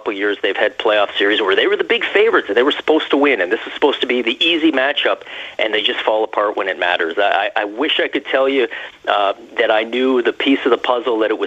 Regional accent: Toronto, Ontario, Canada; I grew up in Toronto

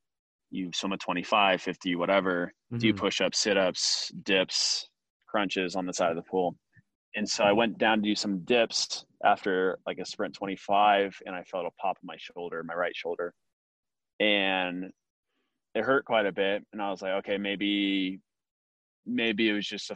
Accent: Laguna Hills, California, United States; the club pool I grew up training at in Nelly Gale at Laguna Hills

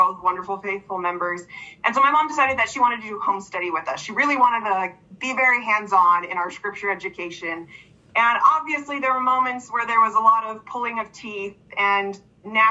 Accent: East Coast, United States; I grew up on the East Coast.

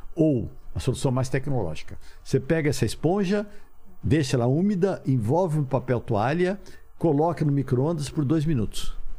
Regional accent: Ribeirão Preto, São Paulo, Brazil; accent: caipira; Eu, eu sou de Ribeirão Preto. Falei, pelo amor de Deus, eu sou caipira.

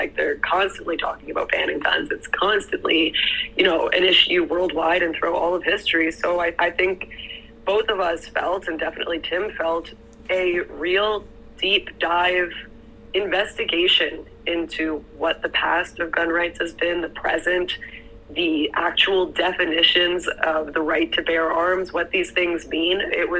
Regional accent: Canada; I'm Canadian

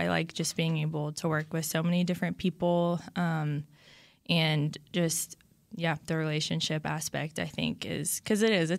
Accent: Baton Rouge, Louisiana, United States; But then I'm from Baton Rouge, Louisiana, and I went to LSU.

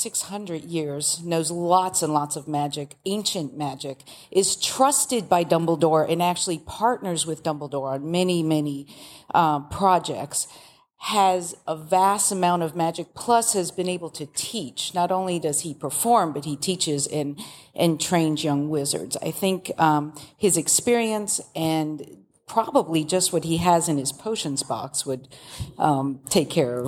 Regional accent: Idaho, United States; I'm from Idaho.

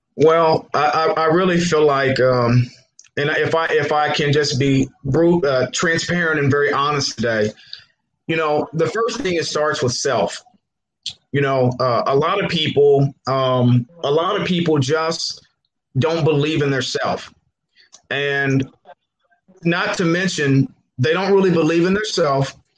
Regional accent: Muncie, Indiana, United States; I'm born and raised in Muncie, 1216 7th Street

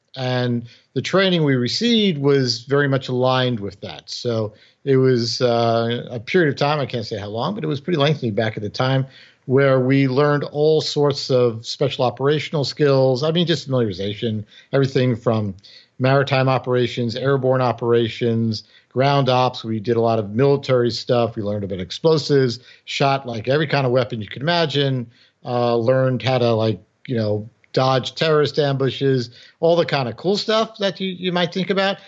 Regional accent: New York City, New York, United States; born or raised there; first language English; moved away as an adult

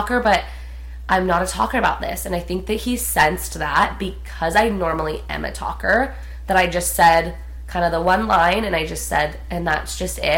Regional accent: Prescott, Arizona, United States; moved away; we're from Prescott, which is a really small town in Arizona

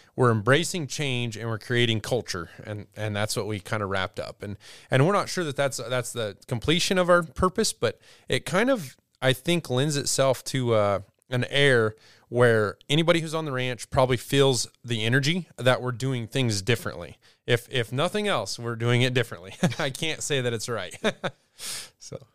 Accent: Douglas, Wyoming, United States; also born or lived in Lusk, Wyoming; I grew up near Douglas, Wyoming

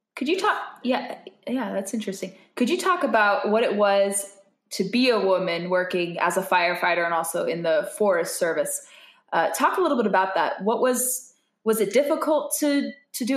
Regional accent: California, United States; I'm from California

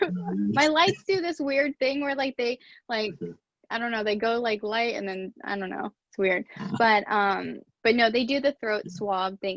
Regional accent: Dallas, Texas, United States; now in Tampa, United States; I was born in Dallas

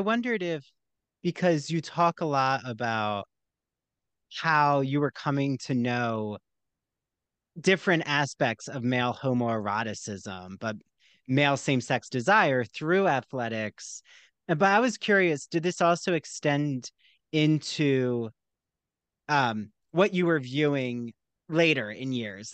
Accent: New Jersey, United States; I'm from New Jersey

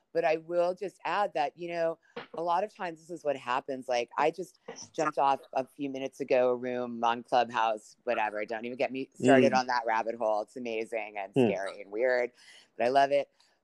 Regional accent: New York, United States; when I was growing up in New York, you know, my parents were divorced

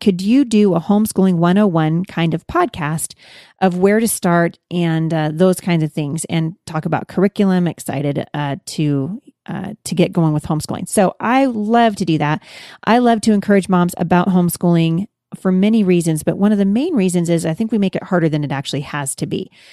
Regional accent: Pacific Northwest, United States; I'm from the Pacific Northwest

